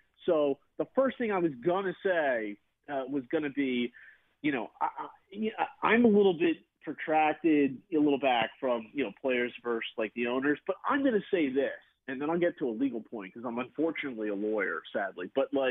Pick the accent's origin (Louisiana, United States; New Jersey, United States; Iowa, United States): New Jersey, United States; you know, 37, I grew up in South Jersey, I've had season tickets for 20 years